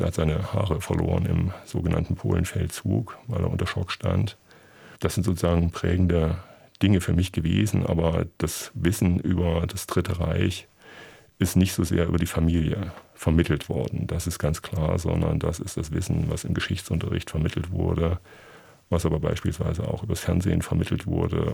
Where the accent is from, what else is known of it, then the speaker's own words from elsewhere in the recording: Gotha, Thuringia, Germany; also born or lived in Leipzig; Ich bin in der Stadt Gotha groß geworden, am Stadtrand.